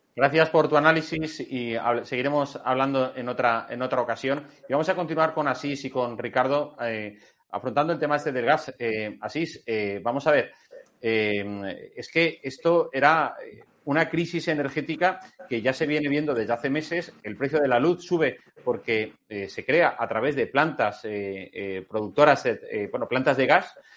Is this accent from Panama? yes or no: no; Spain; la verdadera víctima somos los españoles